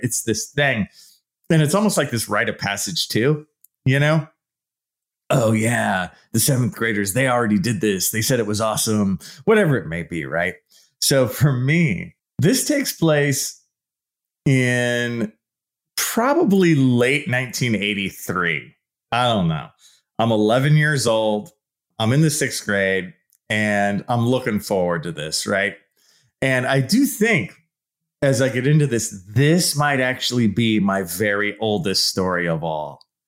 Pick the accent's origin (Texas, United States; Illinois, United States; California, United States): California, United States; San Leandro; I grew up in the East Bay in a town called San Leandro. It's right below Oakland